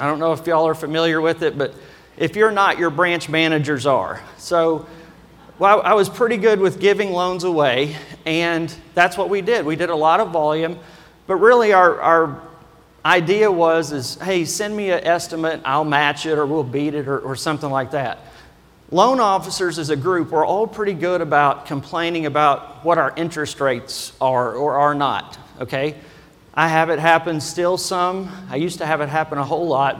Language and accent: English; Kentucky, United States; accent: Kentucky; my normal Kentucky accent